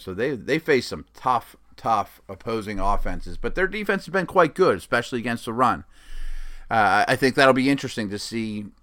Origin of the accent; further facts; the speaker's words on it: Pittsburgh, Pennsylvania, United States; They're my hometown team